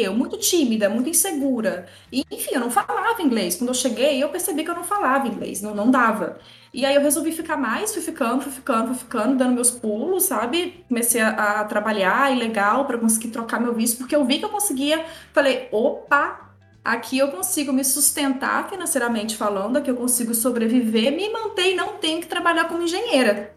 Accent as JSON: {"language": "Portuguese", "region": "interior of Minas Gerais", "country": "Brazil", "said": "Eu sou do interior de Minas"}